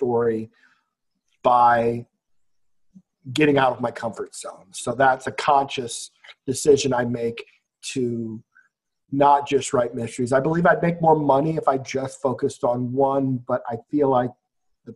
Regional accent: Iowa, United States; now in Las Vegas, United States; I'm from Iowa

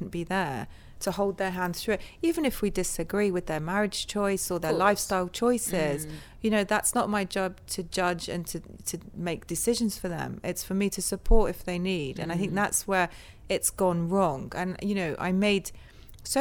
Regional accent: Northwood, London, United Kingdom; we grew up there in Northwood. So okay. My parents, we lived in London, and then they moved to the then suburbs Northwood was

